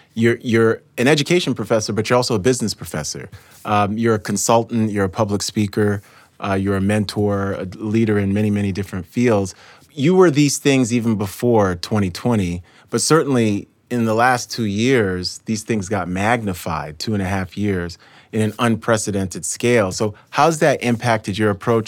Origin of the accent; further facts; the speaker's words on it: New York City, New York, United States; I grew up in New York City.